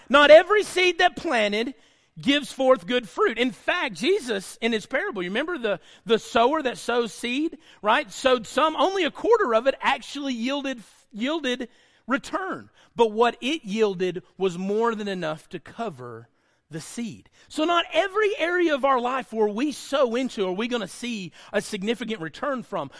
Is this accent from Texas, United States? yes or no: no; Lickskillet, Alabama, United States; growing up in Lickskill, Alabama